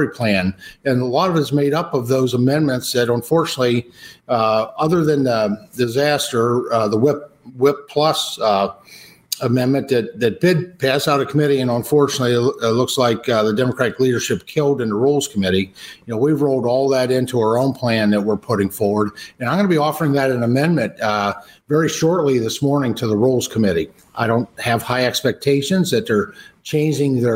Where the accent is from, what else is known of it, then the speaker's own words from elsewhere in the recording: Pennsylvania, United States; I'm from Pennsylvania